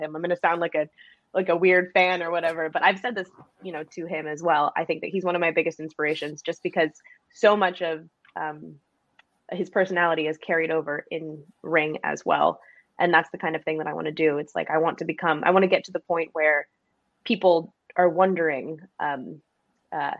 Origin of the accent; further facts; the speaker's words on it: Seattle, Washington, United States; moved away; also born or lived in Alaska / Florida; I grew up in Seattle